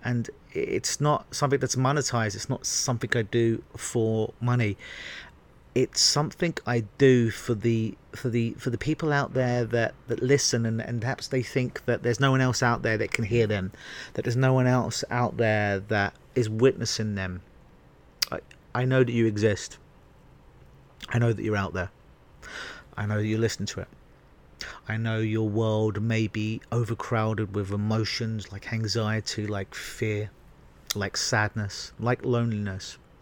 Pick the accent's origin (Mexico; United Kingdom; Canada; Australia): United Kingdom; England; moved away; growing up in England